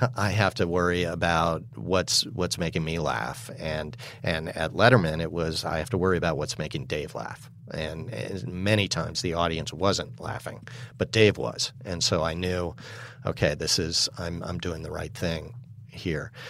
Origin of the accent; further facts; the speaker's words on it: New York City, New York, United States; I was raised in New York City